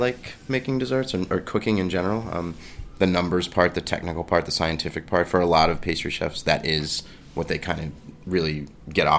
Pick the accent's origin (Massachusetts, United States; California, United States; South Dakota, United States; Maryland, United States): Maryland, United States; Baltimore; now in New York City, United States; I grew up in the suburbs of Baltimore